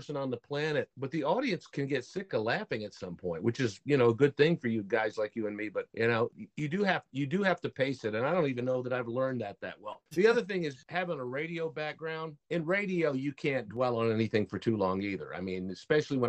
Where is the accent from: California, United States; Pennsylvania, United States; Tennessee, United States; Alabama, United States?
Tennessee, United States; Nashville; I'm from Nashville, Tennessee